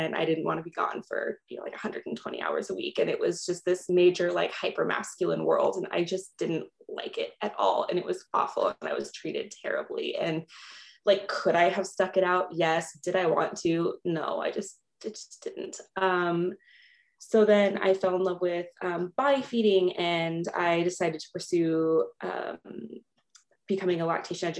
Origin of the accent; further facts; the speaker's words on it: Los Angeles, California, United States; moved away as an adult; now in Minnesota, United States; I originally was born and raised in Los Angeles, California, and just moved to Minnesota during the pandemic